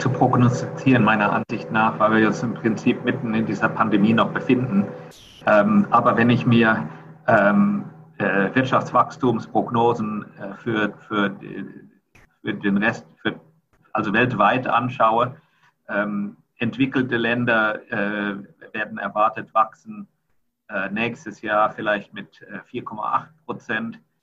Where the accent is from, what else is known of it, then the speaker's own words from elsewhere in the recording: Rhineland-Palatinate, Germany; moved away as an adult; also born or lived in Mannheim / United States; now in Singapore; ich komme ursprünglich aus Rheinland-Pfalz